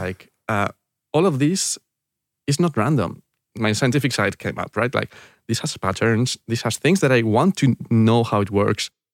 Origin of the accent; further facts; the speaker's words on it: San Lorenzo de El Escorial, Community of Madrid, Spain; English is a second language; I was born in, uh, in, in San Lorenzo del Escorial. This is a town, uh, near the mountains in Madrid